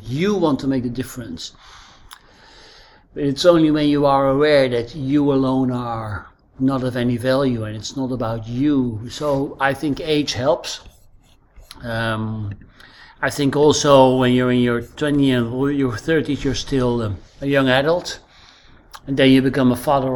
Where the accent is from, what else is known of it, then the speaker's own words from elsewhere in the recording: Netherlands; accent: Dutch; English is a second language; moved away as an adult; now in Crete, Greece; As you can probably hear from my accent, I'm Dutch. I'm living on Crete the last few years